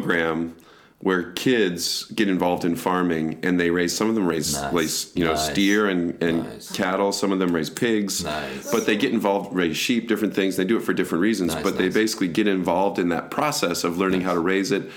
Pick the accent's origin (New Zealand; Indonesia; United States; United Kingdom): United States; Michigan; moved away; also born or lived in Southern California; where I grew up in Michigan, there's a lot of blueberry farms